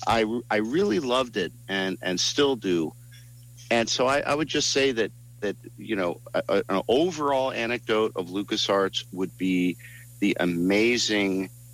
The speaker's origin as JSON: {"language": "English", "region": "East Coast", "country": "United States", "moved": "yes", "said": "I'm from the East Coast. I'm all three of us are from the East Coast."}